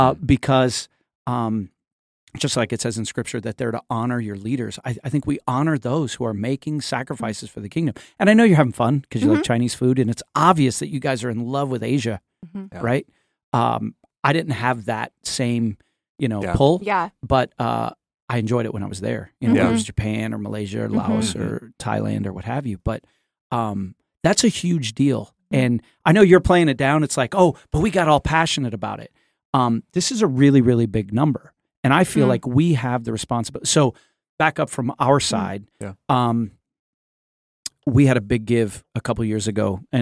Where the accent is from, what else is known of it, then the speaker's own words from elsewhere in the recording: Port-au-Prince, Ouest, Haiti; now in United States; we were in some jacked up situations growing up in Port-au-Prince, Haiti.